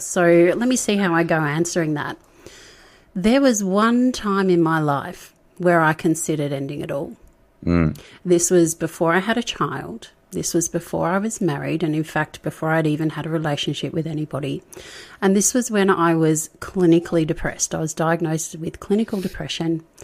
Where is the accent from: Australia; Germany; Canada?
Australia; Melbourne, Victoria; also born or lived in Sydney / rural New South Wales; now in New South Wales, Australia; I'm not originally from Sydney. I'm from Melbourne. And Melburnians, as we call ourselves